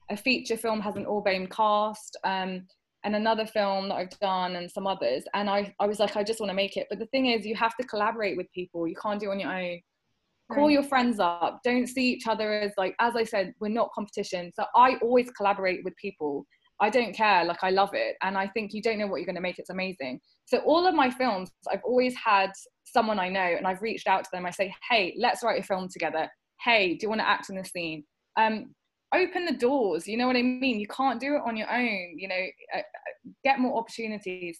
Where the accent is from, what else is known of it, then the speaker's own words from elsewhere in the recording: United Kingdom; I'm not just South Asian, I'm British, and I'm in between